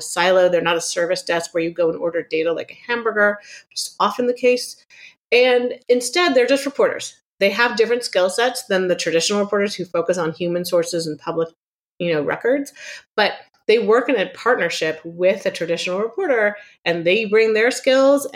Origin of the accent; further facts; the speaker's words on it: Palo Alto, California, United States; moved away as an adult; also born or lived in Chicago; I grew up in Silicon Valley in Palo Alto during sort of the personal computer revolution